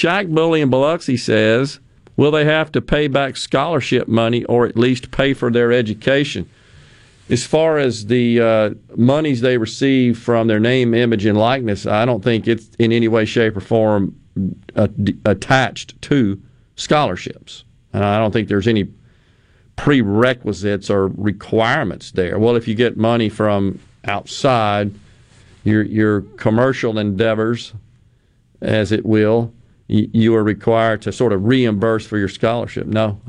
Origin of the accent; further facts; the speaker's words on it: Okinawa, Japan; When I was growing up in Okinawa, we had typhoons spun the opposite way from a hurricane